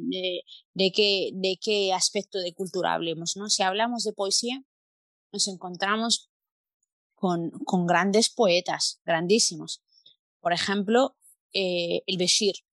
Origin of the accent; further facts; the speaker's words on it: Palencia, Castile and León, Spain; now in Mallorca, Spain; somos un poco fríos la gente del norte de la península, de donde vengo yo, de Palencia.